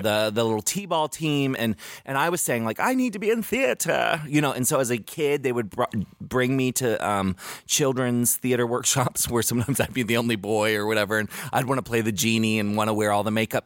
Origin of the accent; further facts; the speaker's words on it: Maryland, United States; 'Cause I grew up in Maryland